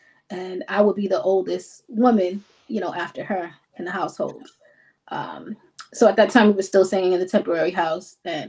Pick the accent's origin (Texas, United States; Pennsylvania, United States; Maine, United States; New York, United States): New York, United States; Well, everybody thinks the New York is just the glam and the glitz, but it's really a hustle. It's expensive to live here, so it's a constant hustle.